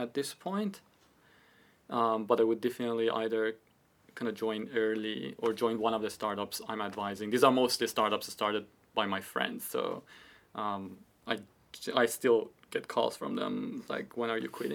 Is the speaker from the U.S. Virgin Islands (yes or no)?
no; Iran; moved away as an adult; also born or lived in Toronto, Canada; now in United Kingdom; I was born in Iran. I lived in Iran